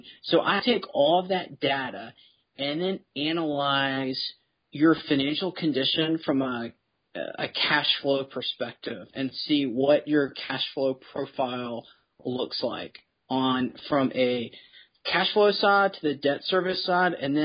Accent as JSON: {"language": "English", "town": "Memphis", "region": "Tennessee", "country": "United States", "tie": "born or raised there", "said": "I grew up in Memphis"}